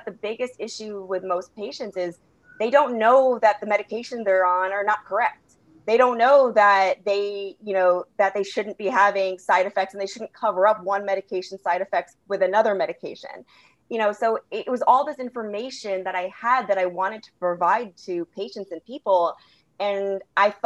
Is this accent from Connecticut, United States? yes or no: yes; West Hartford, Connecticut, United States; moved away; I grew up in West Hartford, Connecticut. So I'm actually originally from the East Coast